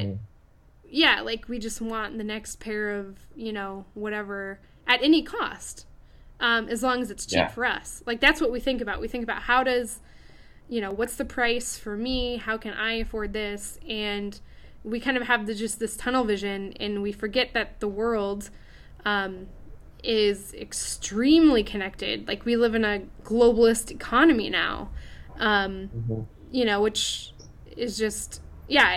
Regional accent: United States; moved away; my home country of the USA

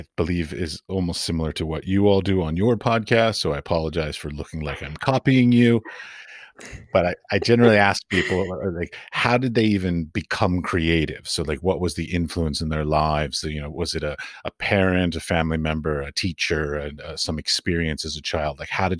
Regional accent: Washington, District of Columbia, United States; moved away as an adult; also born or lived in Baltimore, Maryland / Middle East; now in Europe; I was raised in Washington, D.C., though. But then I also went to grad school in San Francisco at the San Francisco Art Institute as well.

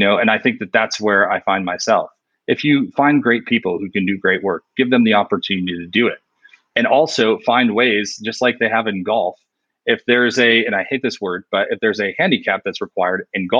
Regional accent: New York, United States; I'm from New York

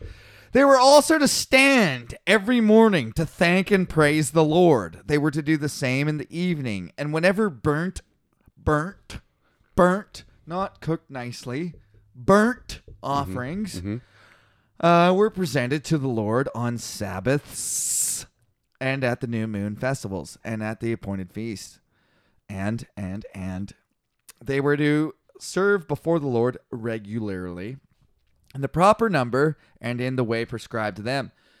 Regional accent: Poland; I'm from Poland. Isn't that weird?

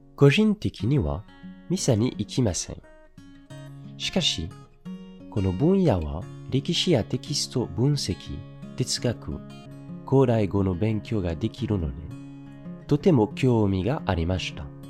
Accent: Paris, Île-de-France, France; also born or lived in Strasbourg; je suis né en janvier à Paris.

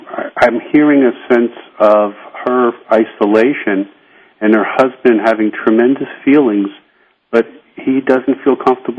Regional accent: New York, United States; I remember as a New Yorker, I would look up into tall buildings

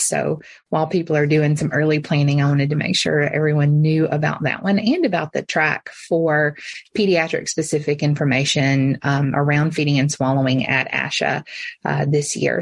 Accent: Alabama, United States; moved away as an adult; also born or lived in Memphis, Tennessee; I am from Alabama originally

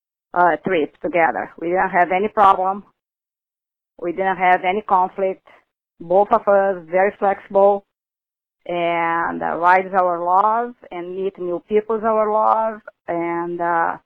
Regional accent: South Florida, United States; I'm from South Florida

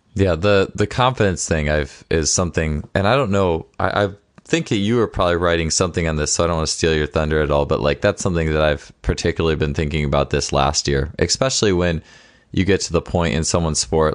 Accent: Wisconsin, United States; my home state

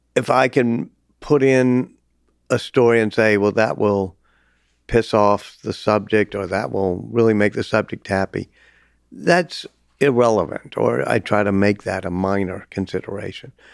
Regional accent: New Orleans, Louisiana, United States; my hometown, even by teaching at Tulane

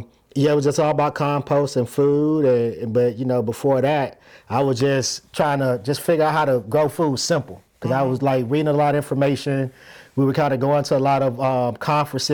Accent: Plains, Georgia, United States; moved away; I'm originally from Plains, Georgia

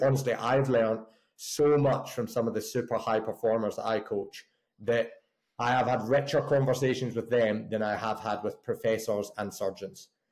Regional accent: just outside of Glasgow, Scotland, United Kingdom; now in Bath, United Kingdom; originally from a little place just outside of Glasgow. So made the made the journey down south

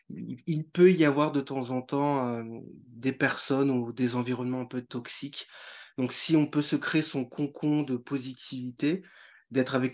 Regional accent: northern France, France; Parce que moi, je venais du, nord de la France

